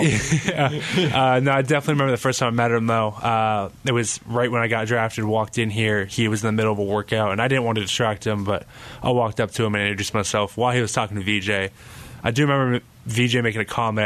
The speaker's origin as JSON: {"language": "English", "town": "Carlsbad", "region": "California", "country": "United States", "moved": "yes", "said": "I'm very blessed to, uh, to be from Carlsbad."}